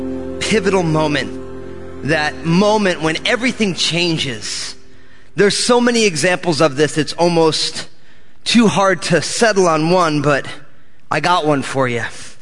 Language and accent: English; New Jersey, United States; because I'm from New Jersey